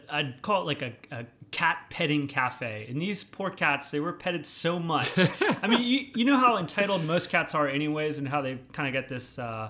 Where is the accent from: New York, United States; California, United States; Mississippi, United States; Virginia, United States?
Virginia, United States; Alexandria; I was born in Alexandria, Virginia.